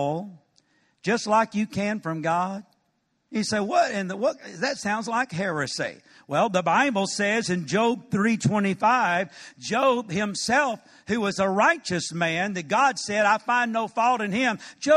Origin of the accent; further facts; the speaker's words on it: Macon, Georgia, United States; moved away as an adult; also born or lived in Cordele, Georgia / Atlanta, Georgia; now in Dallas, United States; I was raised in nearby Macon and used to live in Atlanta